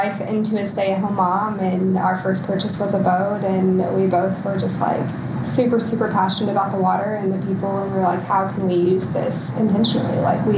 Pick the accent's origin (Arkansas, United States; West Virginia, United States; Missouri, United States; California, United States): Arkansas, United States; Bentonville; I was raised in Bentonville, lived in Bentonville my whole life.